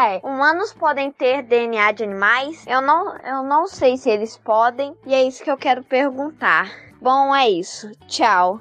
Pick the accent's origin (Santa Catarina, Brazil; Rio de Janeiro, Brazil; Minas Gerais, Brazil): Minas Gerais, Brazil; Belo Horizonte; Eu nasci em BH, estado de Minas Gerais